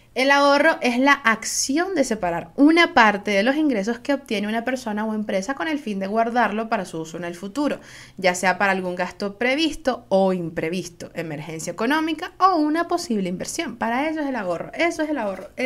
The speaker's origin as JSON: {"language": "Spanish", "country": "Venezuela", "said": "Soy una jeva de Venezuela"}